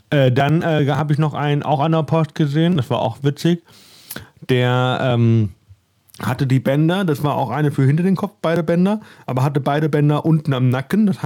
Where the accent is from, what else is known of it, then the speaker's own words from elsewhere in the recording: Northern Germany, Germany; weil ich bin aus dem Norden, da, da, da komme ich ja nicht so günstig an ihr Brot dran.